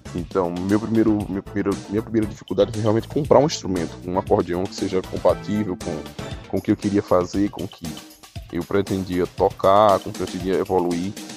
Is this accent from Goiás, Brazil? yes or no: no; Juazeiro, Bahia, Brazil; also born or lived in Rio de Janeiro; Eu sou um filho da terra, eu nasci aqui em Juazeiro